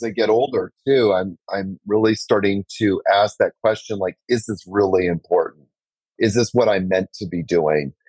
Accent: Canada; moved away as an adult; also born or lived in New York; now in Costa Rica; I'm from Canada. Moved to New York for 10 years

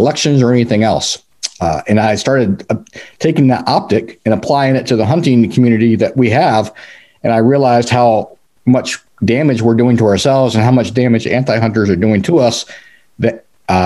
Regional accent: North Carolina, United States; moved away; I grew up in North Carolina. I was the son of an Army Green Beret at Fort Bragg.

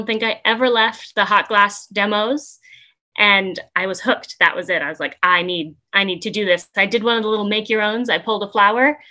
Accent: New England, United States; also born or lived in Massachusetts / New Hampshire; now in Wolfeboro, New Hampshire, United States; I've been born and raised in New England, originally Massachusetts, and then my family moved up to New Hampshire

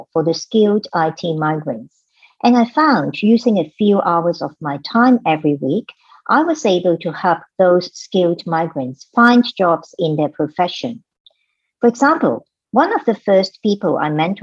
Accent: Hong Kong; English is a second language; moved away as an adult; now in Sydney, Australia; I'm a migrant from Hong Kong. When I first arrived in Sydney

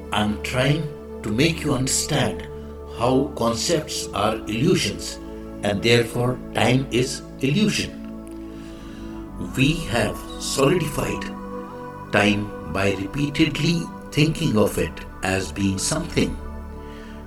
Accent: India; I am the Indian monk.

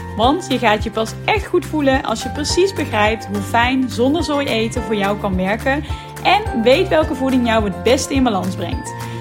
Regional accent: North Brabant, Netherlands; accent: Brabant; moved away as an adult; also born or lived in Tilburg; now in Amsterdam, Netherlands; zoals je misschien wel hoort, kom ik daar helemaal niet vandaan, want ik kom namelijk uit Brabant

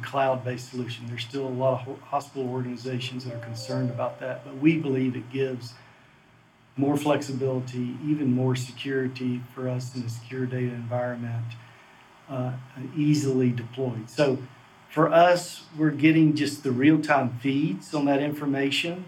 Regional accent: the South, United States; I grew up in the South, as you can tell by my accent

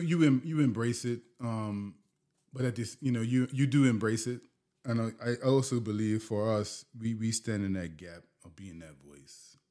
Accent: Bermuda; moved away as an adult; also born or lived in Warwick, Bermuda / Southampton, Bermuda / New Jersey; now in Canada; being born and bred in Bermuda, mm. born there, grew up my entire life, went to school in New Jersey, Came back, always been rooted in Bermuda

